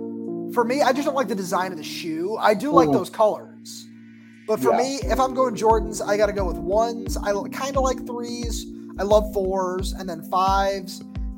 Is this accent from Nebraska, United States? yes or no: no; Los Angeles, California, United States; moved away; I'm from Sherman Oaks, so I know exactly what you're talking about.